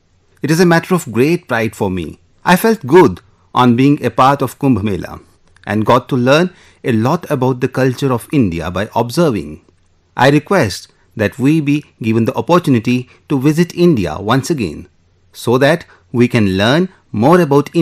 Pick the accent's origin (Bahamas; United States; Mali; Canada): Mali; I am from Mali, a country in West Africa.